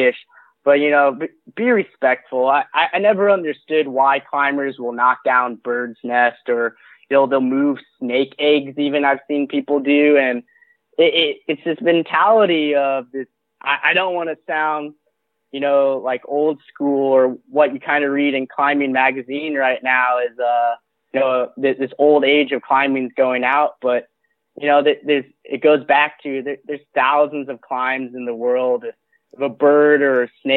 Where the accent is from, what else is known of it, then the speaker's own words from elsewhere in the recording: Midwest, United States; I was born and raised in the Midwest